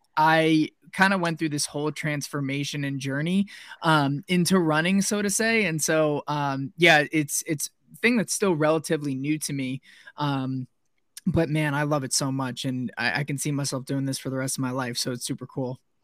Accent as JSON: {"language": "English", "town": "Somers", "region": "New York", "country": "United States", "tie": "born or raised there", "also_born_or_lived": "Pennsylvania / Wisconsin", "moved": "as an adult", "lives_now": "Arizona, United States", "said": "I grew up in New York, so about 45 minutes north of New York City, in a little suburban town called Somers, New York, in Westchester County"}